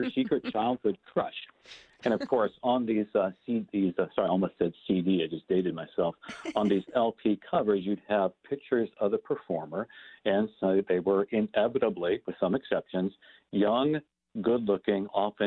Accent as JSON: {"language": "English", "town": "Fort Wayne", "region": "Indiana", "country": "United States", "tie": "born or raised there", "said": "where I grew up in Fort Wayne, Indiana"}